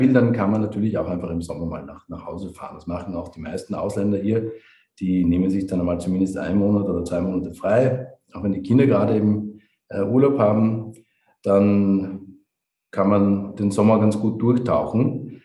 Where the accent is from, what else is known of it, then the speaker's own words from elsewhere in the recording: Vienna, Austria; moved away as an adult; also born or lived in Maastricht; now in Ras Al Khaimah, United Arab Emirates; bin äh, ein echter Österreicher, bin in, in Wien geboren und habe auch wirklich fast mein gesamtes Leben in Wien verbracht.